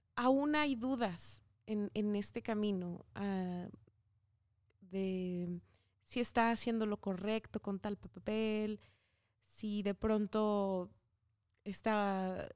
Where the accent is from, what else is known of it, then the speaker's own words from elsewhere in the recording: Coahuila, Mexico; Yo soy de Coahuila, estamos ahorita en Saltillo